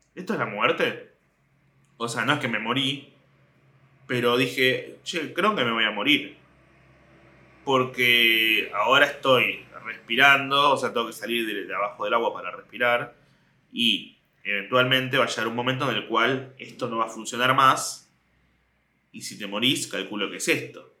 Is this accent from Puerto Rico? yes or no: no; Mar del Plata, Buenos Aires Province, Argentina; cuando yo tenía tres años, nos mudamos. sí, sí, nos mudamos de, de Capital Federal a Mar del Plata